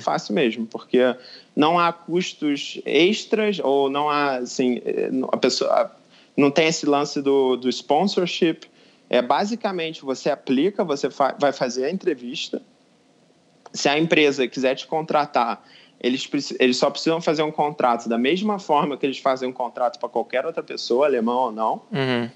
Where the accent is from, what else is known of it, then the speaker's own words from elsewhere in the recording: Brazil; moved away as an adult; also born or lived in Rio de Janeiro; now in Munich, Germany; eu sou brasileiro também